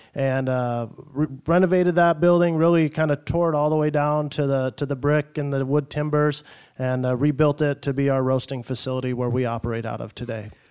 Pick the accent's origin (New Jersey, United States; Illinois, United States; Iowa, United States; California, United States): Iowa, United States; Hubbard; also born or lived in Ames, Iowa; now in Sioux City, United States; I was born down in Ames, so grew up, uh, as an Iowa kid, uh, l, just north of there, a little town called Hubbard, Iowa